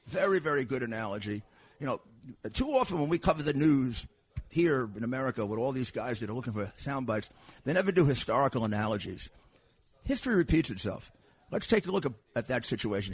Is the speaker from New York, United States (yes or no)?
yes; New York, United States; I'm from New York